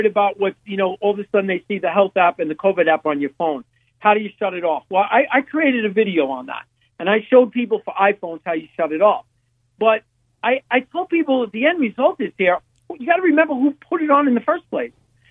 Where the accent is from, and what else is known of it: New York City, New York, United States; born or raised there; accent: New York; moved away